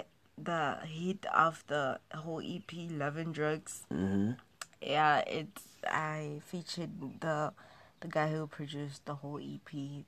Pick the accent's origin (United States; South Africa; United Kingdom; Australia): South Africa; I'm a South African, I'm proud of my roots.